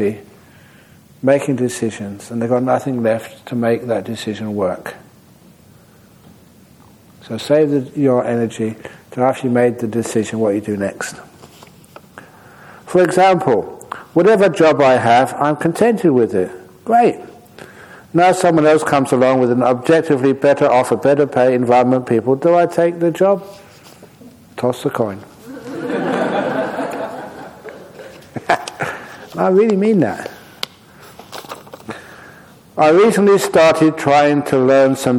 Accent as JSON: {"language": "English", "country": "Australia", "also_born_or_lived": "Perth", "said": "I'm Australian."}